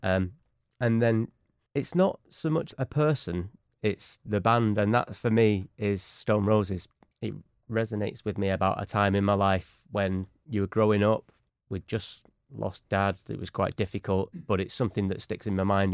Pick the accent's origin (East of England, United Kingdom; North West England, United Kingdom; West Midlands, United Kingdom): North West England, United Kingdom; Manchester; We're all from Manchester.